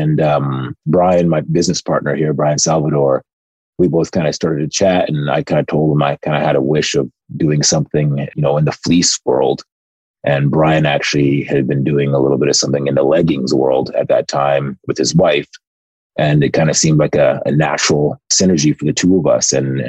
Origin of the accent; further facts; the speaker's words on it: Nigeria; And we're both Nigerian. And in my parents' Igbo dialect, Zuike means to relax.